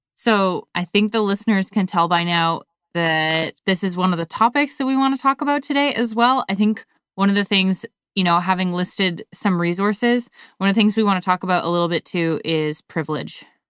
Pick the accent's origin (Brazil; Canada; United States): Canada; growing up in Canada